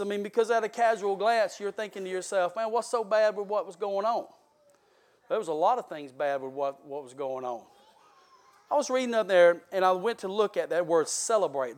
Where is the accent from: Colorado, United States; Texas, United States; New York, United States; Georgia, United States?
Georgia, United States; South; I am from South Georgia